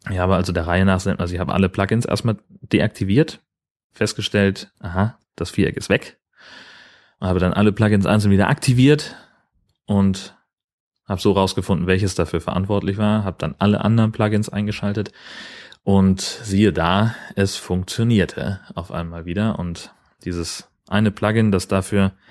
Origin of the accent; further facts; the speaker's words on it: Schleswig-Holstein, Germany; Gemeinsamkeiten und Unterschiede zwischen Dithmarschen, wo ich herkomme, und dem Allgäu, wo sie herkommt, zu sprechen.